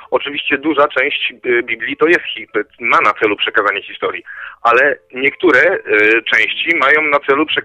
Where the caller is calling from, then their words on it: Koszalin, West Pomeranian Voivodeship, Poland; z Koszalina dzwonię.